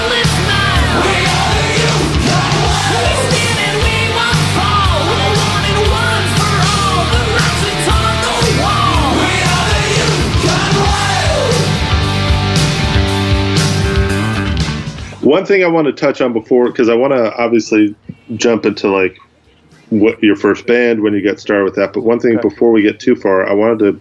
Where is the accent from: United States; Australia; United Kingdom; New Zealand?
United States; the South; where I grew up in the South